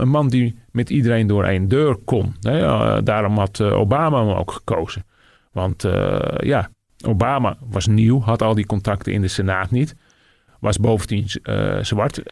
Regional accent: Netherlands; also born or lived in United States; ik als Nederlander

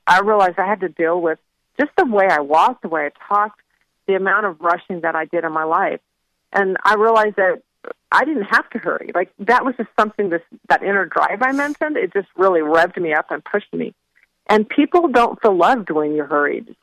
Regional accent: Phoenix, Arizona, United States; moved away as an adult; now in North Carolina, United States; I grew up in Phoenix

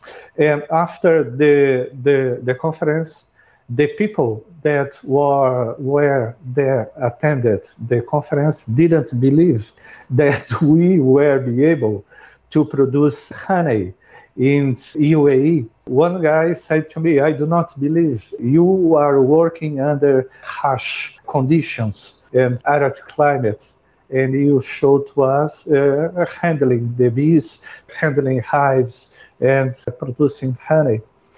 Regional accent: Brazil; English is a second language; now in United Arab Emirates; I came from Brazil and I have 40 years of a beekeeping experience in my life.

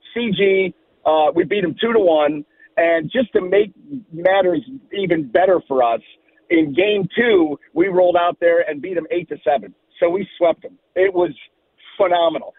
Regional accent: Ohio, United States; growing up in Ohio

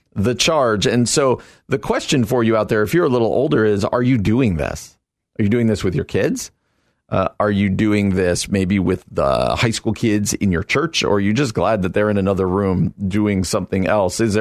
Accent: New Jersey, United States; moved away as an adult; also born or lived in Illinois; I come out from New Jersey

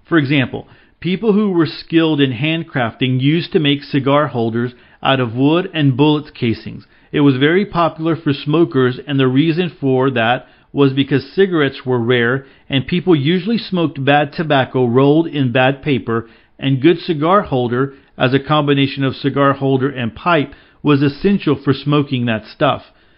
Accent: Bosnia & Herzegovina; English is a second language; As I said, I grew up in Yugoslavia, which was a socialistic and communistic country.

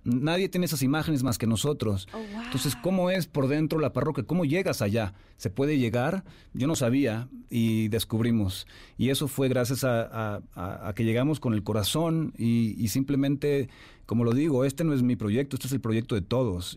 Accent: Jalisco, Mexico; Jalisco, que es de donde yo soy, quería que se conectaran más con mis raíces

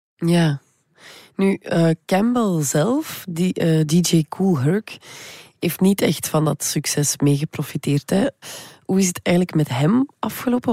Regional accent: West Flanders, Belgium; Ik ben zelf uit West-Vlaanderen

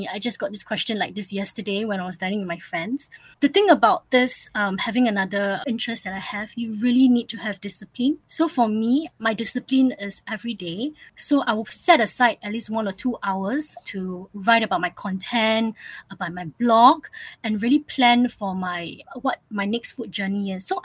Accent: Singapore; I grew up in Singapore, but ever since I was a little kid, I lived in multiple cities

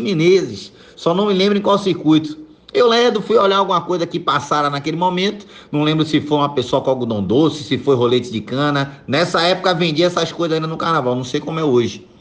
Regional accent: Pojuca, Bahia, Brazil; eu sou de Pujuca, cidade da região metropolitana

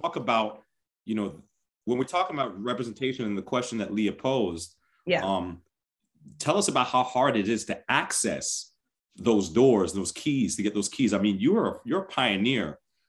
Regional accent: New York City, New York, United States; now in Toronto, Canada; I'm from Queens, but I'm in Toronto.

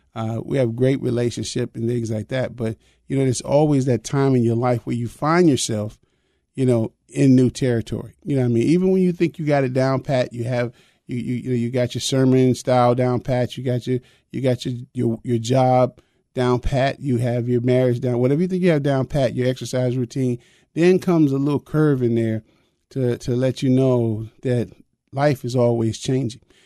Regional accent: the North, United States; I was raised in the North, but I was raised Southern

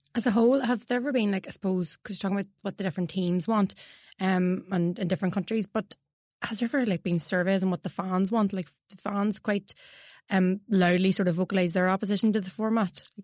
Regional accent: Tyrone, Northern Ireland, United Kingdom; I'm from Tyrone

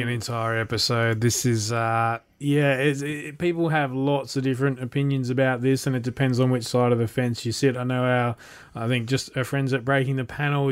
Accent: Australia; as an Australian

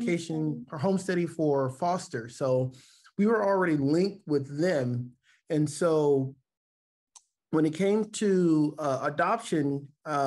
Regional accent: Texas, United States; moved away as an adult; also born or lived in Little Rock, Arkansas; now in Aiea, Hawaii, United States; I was born in Little Rock, Arkansas, but I was raised in Texas.

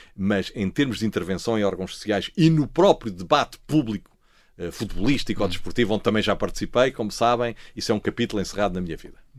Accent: Lisbon, Portugal; eu sou lisboeta, nasci em, em, Lisboa, no Hospital de Santa Maria, mas os meus pais são alentejantes

